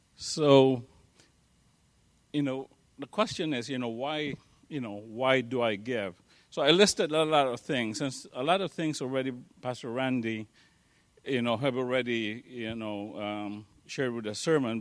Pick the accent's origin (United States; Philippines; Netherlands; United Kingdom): Philippines; moved away; I grew up in the Philippines